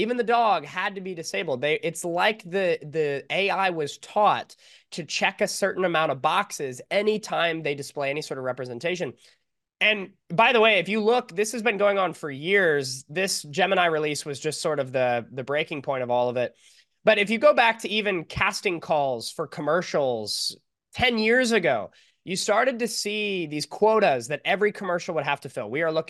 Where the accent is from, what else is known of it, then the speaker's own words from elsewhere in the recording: California, United States; I'm from California.